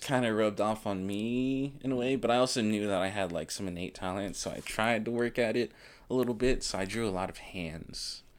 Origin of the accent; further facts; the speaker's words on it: Elizabeth City, North Carolina, United States; also born or lived in Washington, D.C. / New York / Baltimore / Virginia; I grew up in Elizabeth City, North Carolina